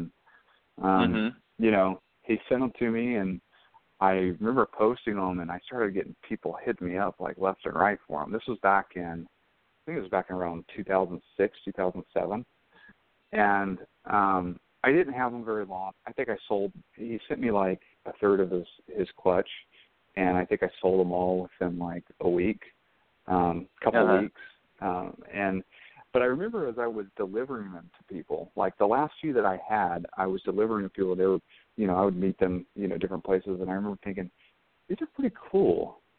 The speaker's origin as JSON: {"language": "English", "region": "Florida", "country": "United States", "tie": "born or raised there", "also_born_or_lived": "Brazil", "said": "I grew up in Florida"}